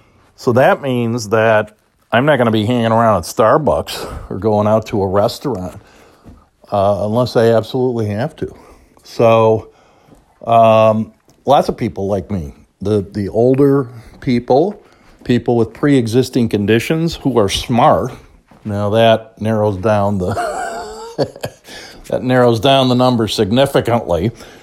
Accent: Chicago, Illinois, United States; But because I'm from the South Side, I'm not going to pay $10 for a beer.

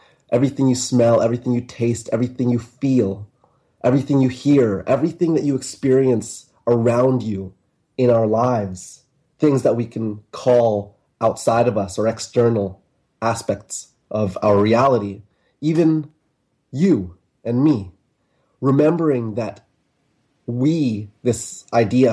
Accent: Vancouver, British Columbia, Canada; moved away as an adult; I left my hometown of Canada and Vancouver, Canada

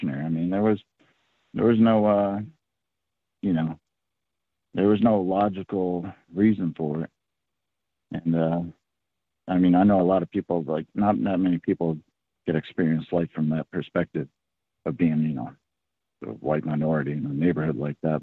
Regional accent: Oakland, California, United States; now in Rhode Island, United States; my childhood growing up in Oakland, California as a white kid

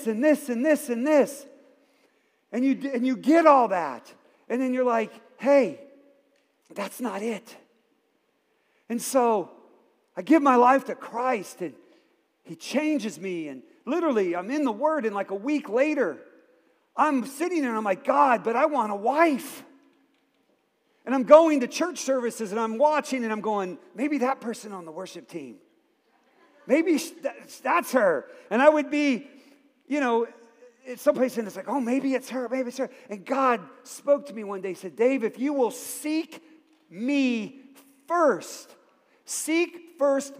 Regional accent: Akron, Ohio, United States; I grew up in Akron, Ohio

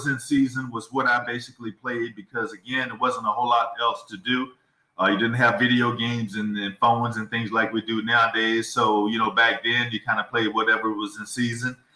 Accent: Columbia, North Carolina, United States; also born or lived in New Jersey; I was born in Jersey, and I had relatives there. So I would spend summers there. Asbury Park in that area on the water and so forth. I would spend summers there growing up. But I basically grew up in Columbia, North Carolina

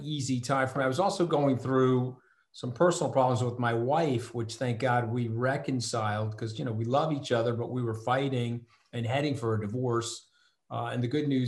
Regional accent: Port Washington, New York, United States; I'm from Port Washington

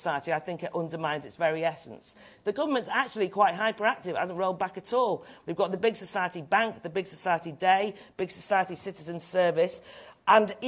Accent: North Wales, United Kingdom; now in London, United Kingdom; I'm from North Wales, small community, was parochial, interfering, narrow. I moved away to live in London

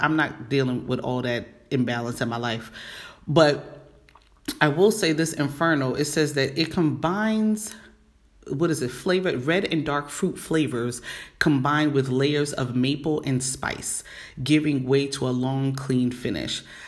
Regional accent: New York City, New York, United States; the regular one in New York, which is my hometown, BX all day

